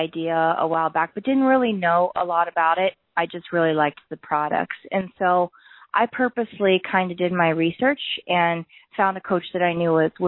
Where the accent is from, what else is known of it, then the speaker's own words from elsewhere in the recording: Ohio, United States; moved away as an adult; also born or lived in Columbus, Ohio; I'm from Ohio, but I've kind of lived all over the country. I moved back to Ohio